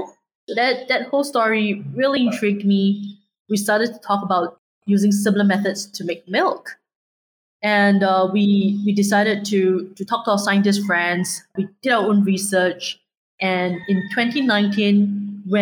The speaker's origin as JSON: {"language": "English", "country": "Singapore", "tie": "born or raised there", "said": "I'm Singaporean born and raised"}